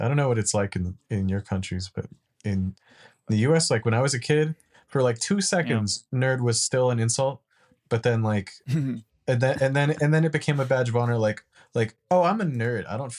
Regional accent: United States; Yes. Yes. I'm the American.

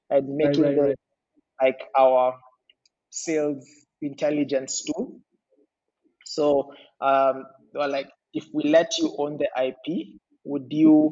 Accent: Ngong, Kajiado County, Kenya; also born or lived in Nairobi / Athi River; So I was born in Nairobi. I spent majority of my childhood up until I was 18. I lived in Ngong

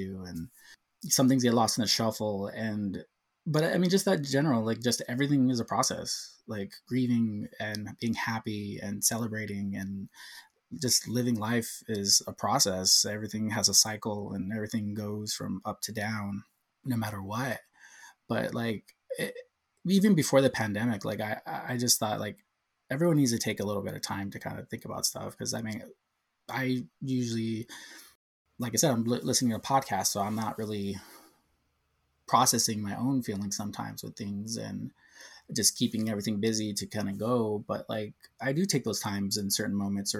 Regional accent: Southern California, United States; also born or lived in San Diego, California / Orange, California; I've been here all my life. I was born and raised here.

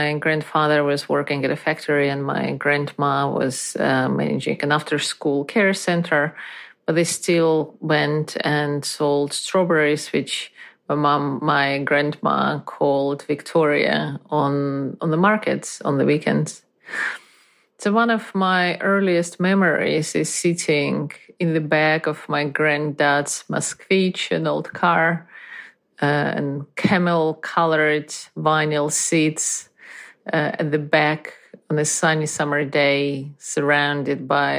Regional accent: Lithuania; I was born in Soviet Union in the early 80s. My parents were Russian, and we lived in Lithuania as these things went at the time.

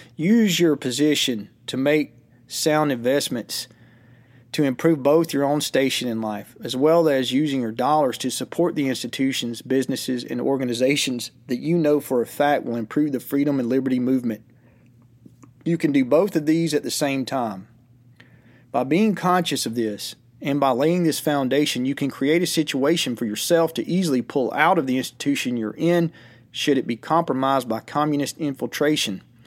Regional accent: United States; as an American

